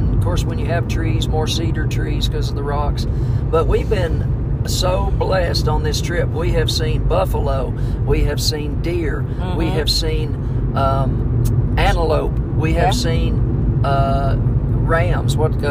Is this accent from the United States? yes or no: yes; Middle Tennessee, United States; coming from where we come from in Middle Tennessee with large populations in our counties.